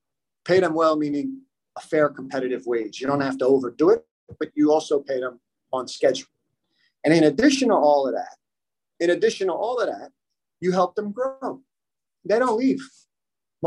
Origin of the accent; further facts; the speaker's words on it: United States; also born or lived in Miami / Germany; I was born and raised here in the United States